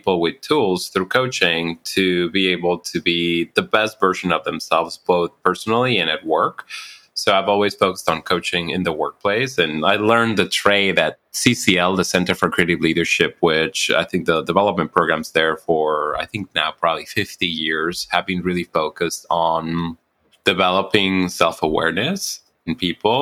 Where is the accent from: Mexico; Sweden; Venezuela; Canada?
Mexico; now in United States; I'm actually Mexican American, so I grew up in Mexico